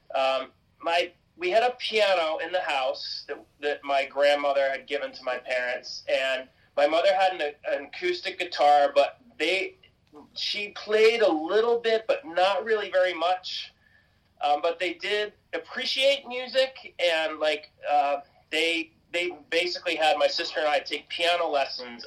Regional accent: Cape Cod, Massachusetts, United States; I grew up in Cape Cod, Massachusetts

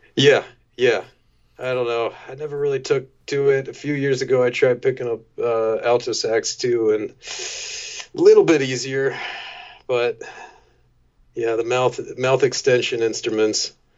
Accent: Maryland, United States; also born or lived in Washington, D.C. / San Diego; I was born in D.C. Uh, popped out to San Diego for a year, but mainly grew up around the Maryland area

